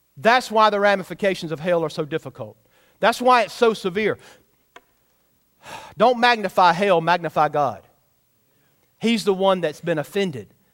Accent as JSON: {"language": "English", "country": "United States", "tie": "born or raised there", "said": "I'm American-born"}